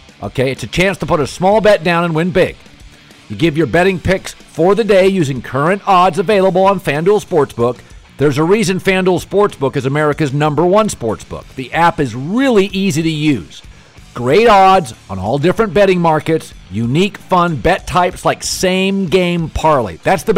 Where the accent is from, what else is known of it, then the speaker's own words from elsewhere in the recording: Pacific Northwest, United States; he knew I was from the Pacific Northwest.